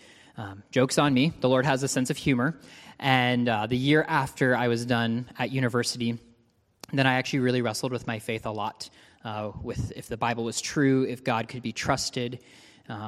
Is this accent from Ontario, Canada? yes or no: yes; Ontario, Canada; I actually grew up in Ontario, Canada